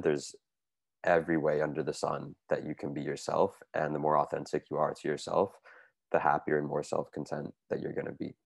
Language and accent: English; United States; now in Montreal, Canada; I'm originally from the United States from a suburb outside of Washington, D.C., but I now live here in Montreal